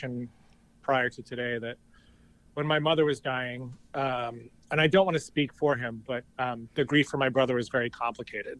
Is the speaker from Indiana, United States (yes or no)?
no; New Hampshire, United States; I grew up in this little town in New Hampshire